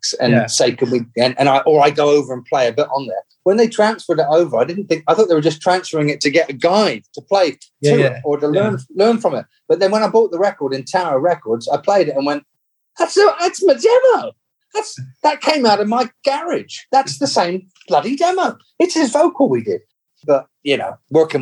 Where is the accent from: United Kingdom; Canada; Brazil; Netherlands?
United Kingdom; England; when I grew up in England